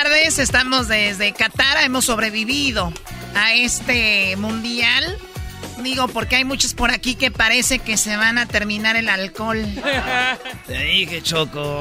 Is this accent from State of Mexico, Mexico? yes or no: no; Tepatitlán, Jalisco, Mexico; yo cuando era niña en Tepatitlán tuve una clase de taekwondo